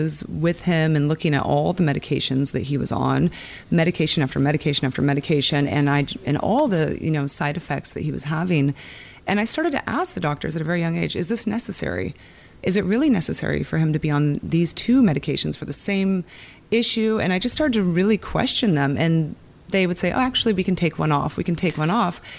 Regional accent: Ocean Shores, Washington, United States; In Washington, in a small town, Ocean Shores, Washington.

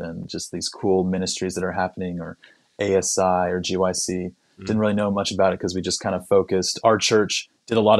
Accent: Roseville, California, United States; also born or lived in Mountain View, California; I grew up in California. I was born in Mountain View, California, in the Bay Area, and around the time when I was four, my dad and my mom, they decided they wanted a slower pace of life, so they moved to a town called Roseville

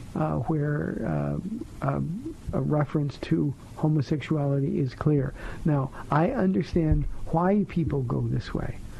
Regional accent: United States; as American Christians

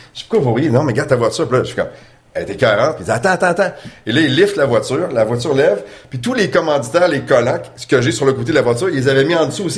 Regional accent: Quebec City, Quebec, Canada; also born or lived in Chicoutimi, Saguenay; j'ai grandi à Québec, natif du Saguenay, mais j'ai grandi à Québec

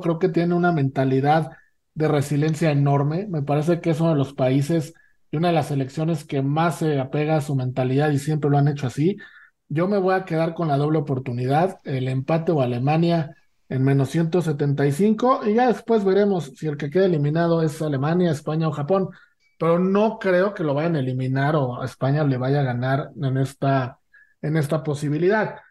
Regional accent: Mexico; los tres somos mexicanos

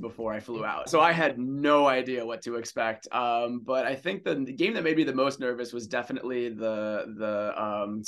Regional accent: New Jersey, United States; moved away as an adult; also born or lived in São Paulo, Brazil / Hawaii; I was born in Sao Paulo and I moved to New Jersey when I was 8.

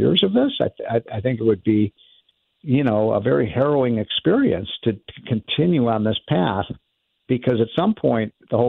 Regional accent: Chicago, Illinois, United States; I'm from Chicago, and, you know, one of my early memories, political memories in my life when I was 8 years old was when Chicago held the convention in 1968.

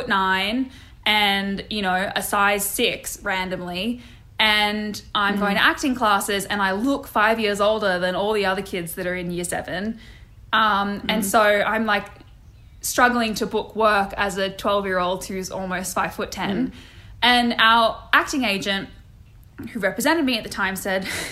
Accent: Sydney, New South Wales, Australia; moved away; also born or lived in Georgia, United States; I grew up in Sydney in a suburb called Dural, which is about 45 minutes northwest of where the Harbour Bridge is

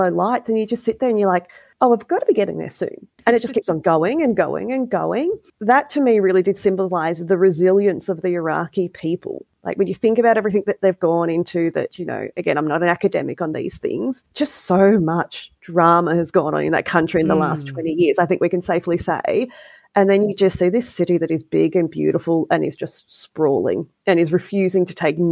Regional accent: Australia; as an Australian who travels on an Australian passport

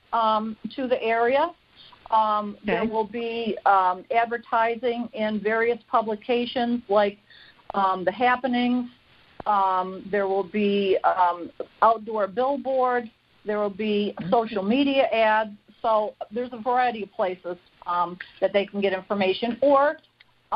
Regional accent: upstate New York, United States; now in Scranton, United States; I'm an upstate New York girl

